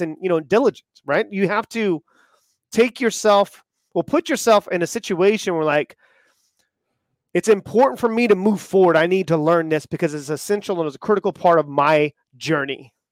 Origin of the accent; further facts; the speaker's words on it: the South, United States; I grew up in the South